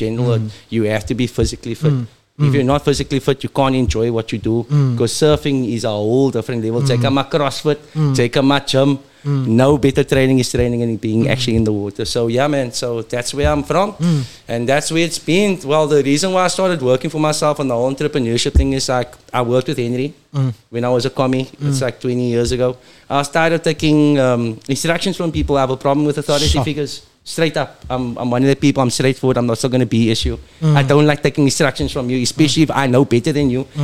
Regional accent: Strandfontein, Western Cape, South Africa; I am proudly from Strandfontein. I represent the 393.

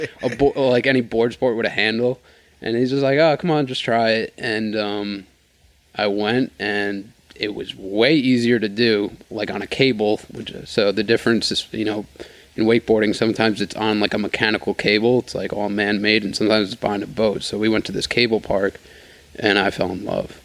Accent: New York, United States; just being from New York and growing up in New York

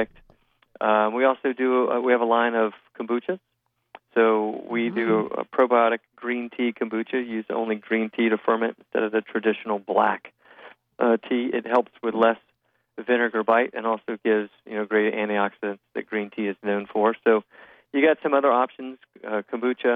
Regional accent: Florida, United States; I am part of a fourth-generation Florida citrus family. I grew up in it in Hot Groves in Florida

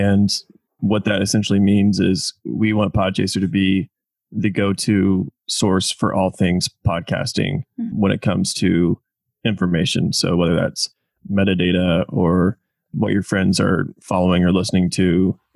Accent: Indiana, United States; moved away as an adult; also born or lived in Jacksonville, Florida / Kentucky; now in Oklahoma City, United States; I grew up in Indiana

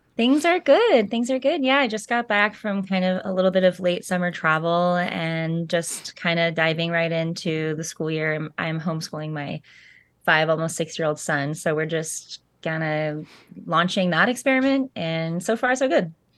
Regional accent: Central Coast of California, United States; moved away as an adult; also born or lived in Montana / Laurel Canyon, Los Angeles; now in Nashville, United States; I was born on the central coast of California, and, um, my parents divorced when I was young, and so I spent time mostly there during the school year, like, um, north of Santa Barbara

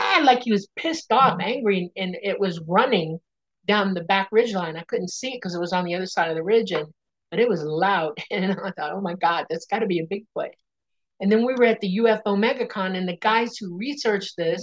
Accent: Miami, Florida, United States; also born or lived in Dade City, Florida / Panama City, Florida; I grew up in Miami in the Everglades.

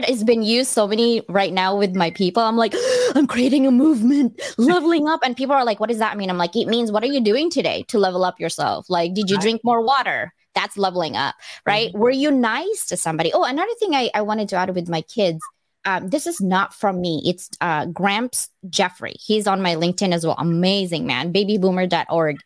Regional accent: Philippines; I'm Chinese Filipino, but like literally I can speak the Visayan and Tagalog language and Filipino

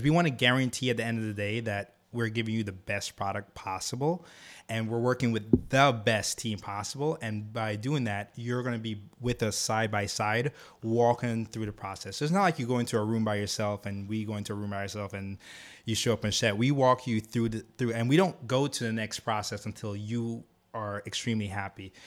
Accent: Jamaica; moved away; also born or lived in Harlem, New York; I'm from Jamaica

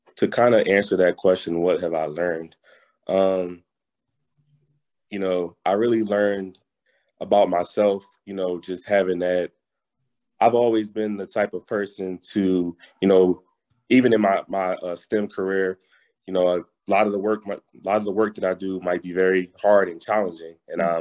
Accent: Philadelphia, Pennsylvania, United States; moved away as an adult; also born or lived in North Carolina; I'm originally from Philadelphia, mm-hmm. PA

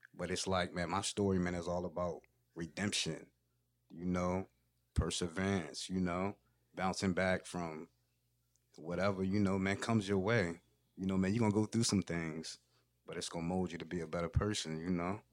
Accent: Federalsburg, Maryland, United States; I'm from Fedelsburg, Maryland

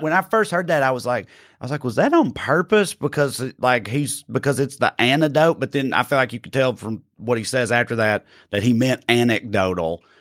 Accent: Salina, Kansas, United States; one of my best friends in the world is is uh, Chris Key. I grew up with with in Salina

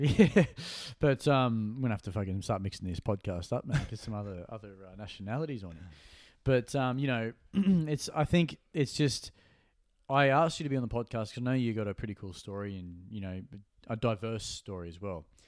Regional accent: Gold Coast, Queensland, Australia; born or raised there

